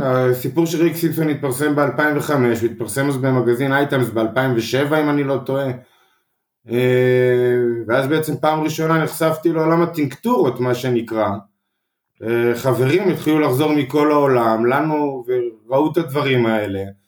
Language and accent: Hebrew; Mazkeret Batya, Central District, Israel; גדלתי במזכרת בת ים, מושבה קטנה